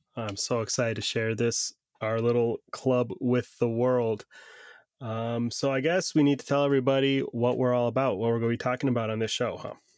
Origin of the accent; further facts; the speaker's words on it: Northeast Ohio, United States; I grew up in Northeast Ohio